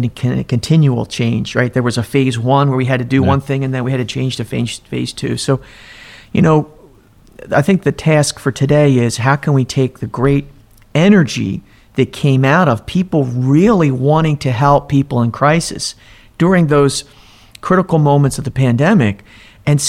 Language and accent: English; Millville, New Jersey, United States; I grew up in down there in Millville, New Jersey